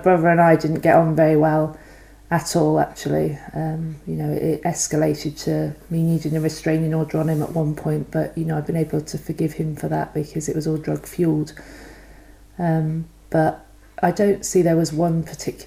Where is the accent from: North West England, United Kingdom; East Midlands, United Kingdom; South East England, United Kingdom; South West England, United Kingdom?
South West England, United Kingdom; Banwell; I grew up in Somerset, a little village called Banwell, outside of Weston-super-Mare